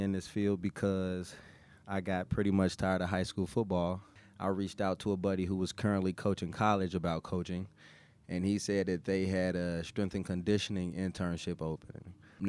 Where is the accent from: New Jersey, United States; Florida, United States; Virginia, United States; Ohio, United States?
Ohio, United States; Cincinnati; I'm originally from Cincinnati.